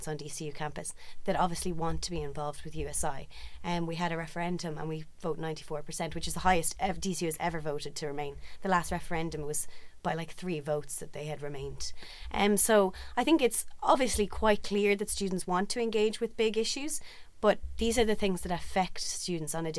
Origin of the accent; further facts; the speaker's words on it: County Meath, Ireland; I'm from County Meath.